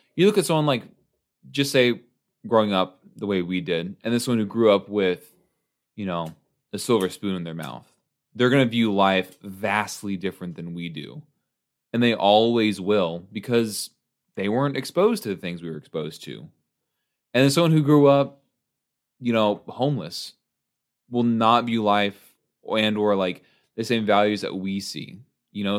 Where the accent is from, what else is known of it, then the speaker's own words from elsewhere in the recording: United States; growing up in the United States.